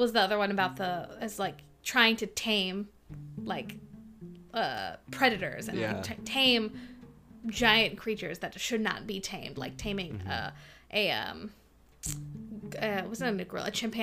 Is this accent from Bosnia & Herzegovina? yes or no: no; Anaheim, California, United States; born or raised there